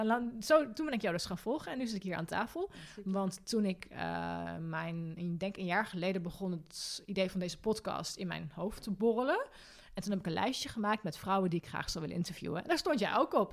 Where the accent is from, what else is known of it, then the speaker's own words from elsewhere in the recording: Arnhem, Gelderland, Netherlands; Ik kom natuurlijk uit Arnhem